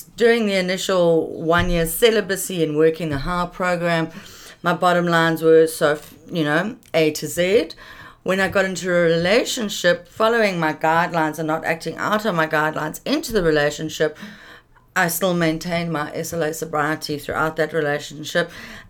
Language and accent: English; Pretoria, Gauteng, South Africa; born there; also born or lived in London / Paris; now in Cape Town, South Africa; Yeah, I was born in Pretoria.